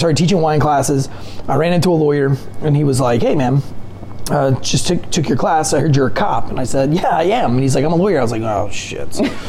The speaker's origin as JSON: {"language": "English", "region": "North Carolina", "country": "United States", "tie": "born or raised there", "said": "Towards the beach, but I grew up like not being able to go to school because alligators would block the neighborhood entrance."}